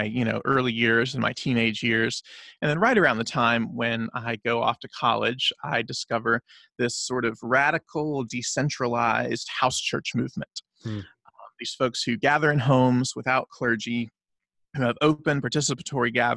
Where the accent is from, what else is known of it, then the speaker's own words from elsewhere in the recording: the South, United States; I grew up in the South, in the Bible Belt, in the mostly the 80s and the 90s